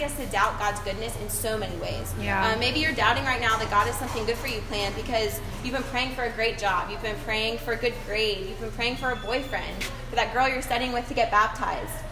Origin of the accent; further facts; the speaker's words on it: Raleigh, North Carolina, United States; moved away as an adult; also born or lived in Columbia; When I got to college, I moved from Raleigh, where I had a great support system and awesome church. It was where I had gotten baptized